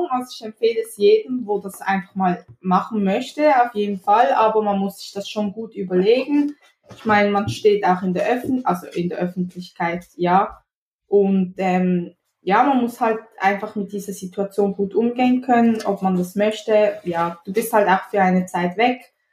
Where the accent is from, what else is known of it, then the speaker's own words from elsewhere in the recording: Basel, Basel-Stadt, Switzerland; Ich komme aus der schönen Schweiz, um genauer zu sein, aus Basel. Das ist in der Nähe von Zürich.